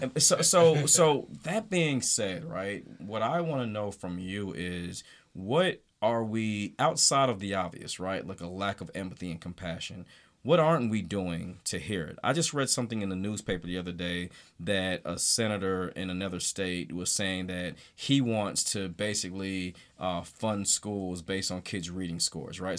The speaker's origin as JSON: {"language": "English", "region": "the South", "country": "United States", "tie": "born or raised there", "said": "growing up in the South"}